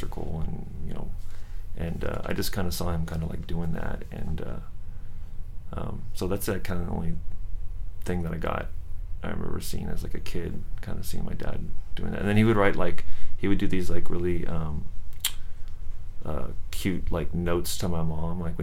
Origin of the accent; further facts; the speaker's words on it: San Jose, California, United States; also born or lived in Milpitas; I grew up in San Jose